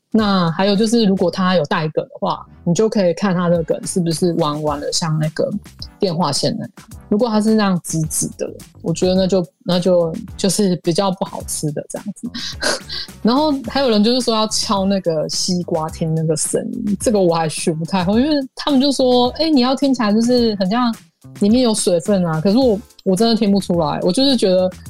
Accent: Hualien County, Taiwan; 我们家乡花莲

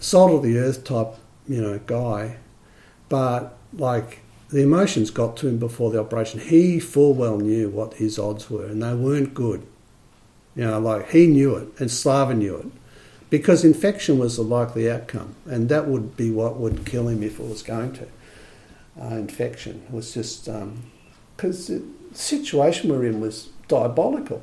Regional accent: Australia; as an Australian, you know, wasn't used to speaking a second language

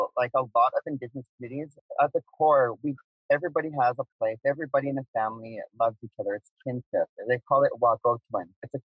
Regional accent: Oklahoma, United States; Yeah, I grew up in Kanoka in Muscogee. There's four nations called Muscogee. And I grew up in a very loving community, a very loving family.

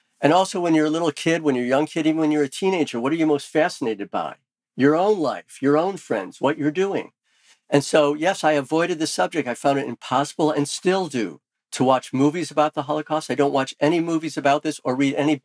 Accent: Skokie, Illinois, United States; friends who I grew up with in Skokie

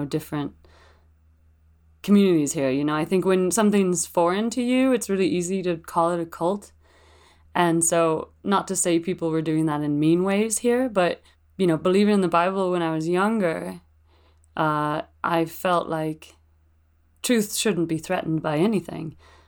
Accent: Mount Shasta, California, United States; moved away as an adult; I grew up in Mount Shasta, so I just popped out of the womb in the hospital

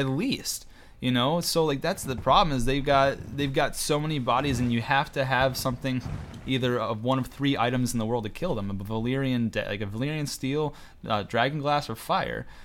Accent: New York, United States; I'm from New York, and I guess we kinda talk fast just by nature

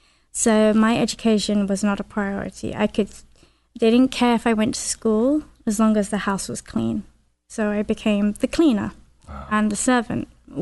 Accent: London, United Kingdom; accent: Northern; I came from West London and I moved to East London. And it was a big culture shock. I spoke differently. I walked differently. I talked differently from them. They had a very strong Essex accent. I had a Northern accent.

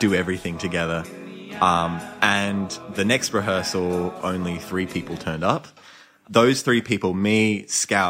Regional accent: Sydney, New South Wales, Australia; I grew up in Marrickville

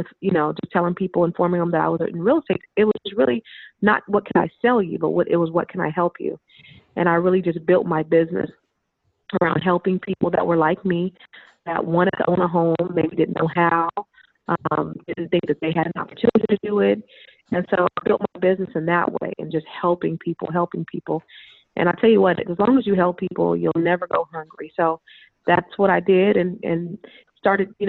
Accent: Silicon Valley, California, United States; We're both from the Silicon Valley

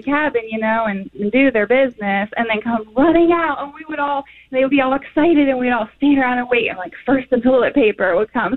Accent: West Virginia, United States; I'm from West Virginia. I'm in a small town in West Virginia.

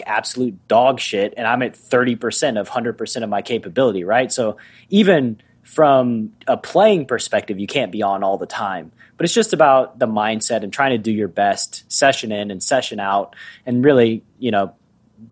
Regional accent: Tennessee, United States; I'm from Tennessee.

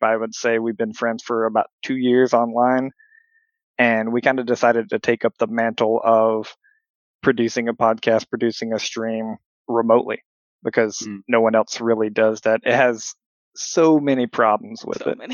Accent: Alabama, United States; accent: Alabama; now in Minnesota, United States; I come from Alabama

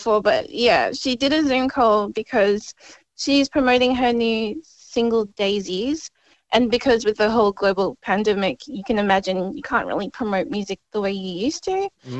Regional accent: Melbourne, Victoria, Australia; because I'm from Melbourne.

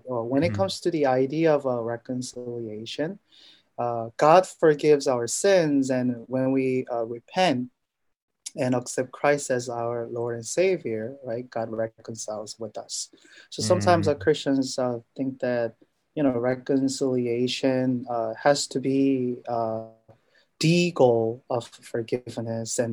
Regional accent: South Korea; moved away as an adult; now in United States; I am originally from Korea. I was born and raised in Korea, and I came to the U.S. for education.

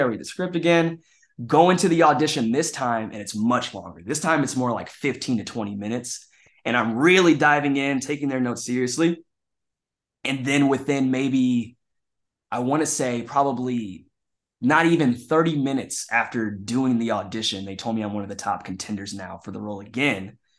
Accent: Kansas City, Missouri, United States; moved away as an adult; also born or lived in Chicago; now in Los Angeles, United States; I was doing like small like children's plays in my hometown of Kansas City

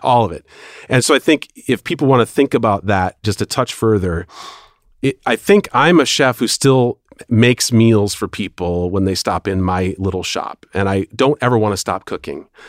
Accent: Milwaukee, Wisconsin, United States; moved away as an adult; also born or lived in Los Angeles; I was raised in Milwaukee, so I was coming home

